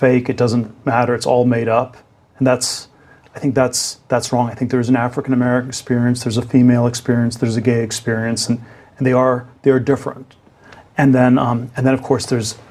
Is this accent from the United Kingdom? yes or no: no; Germany; now in United States; I was born in Germany, sort of immigrant to the U.S.